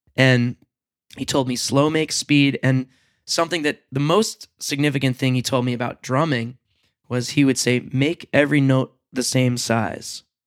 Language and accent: English; Long Island, New York, United States; I grew up on Long Island